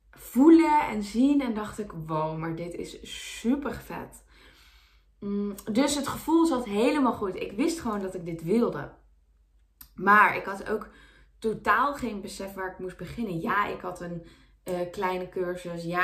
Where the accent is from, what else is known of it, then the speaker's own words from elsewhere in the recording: North Brabant, Netherlands; ik kom uit Brabant